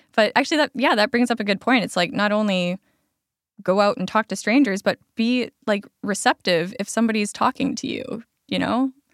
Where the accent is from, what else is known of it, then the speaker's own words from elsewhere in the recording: Alberta, Canada; now in Lower Mainland, Canada; I grew up in Alberta.